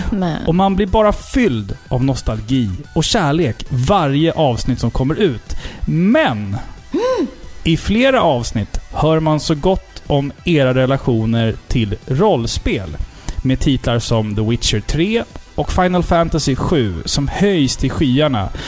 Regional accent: Sweden; accent: Standard Swedish; jag pratar ju rikssvenska.

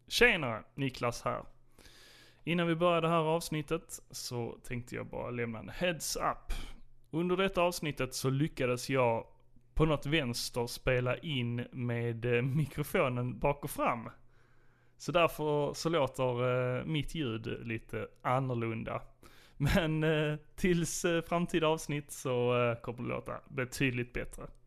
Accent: Sjöbo, Skåne, Sweden; Vi har en skidback i Sjöbo där jag växte upp

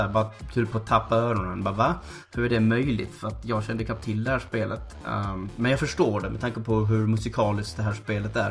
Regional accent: Malmö, Skåne, Sweden; Där jag kommer ifrån i Malmö så hade vi ganska nära bakom våra skola

